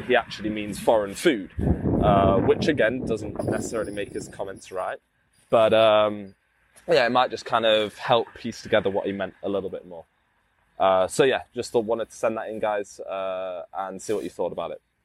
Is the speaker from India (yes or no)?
no; England, United Kingdom; moved away as an adult; now in China; as a Brit